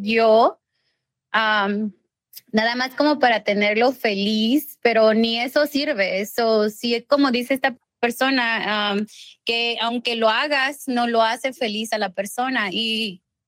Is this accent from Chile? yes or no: no; Mexico; also born or lived in Los Angeles, California, United States; now in Rancho Cucamonga, United States; Yo soy nacida eh. y criada en México